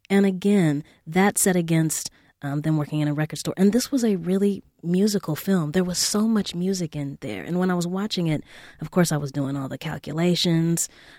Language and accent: English; Los Angeles, California, United States; I was growing up in South Central and I went to an all-girls school